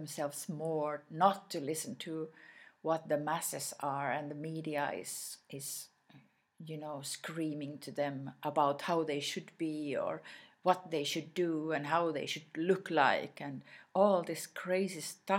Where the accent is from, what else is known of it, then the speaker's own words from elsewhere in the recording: Sweden; first language Swedish; English is a second language; My mother tongue is Swedish.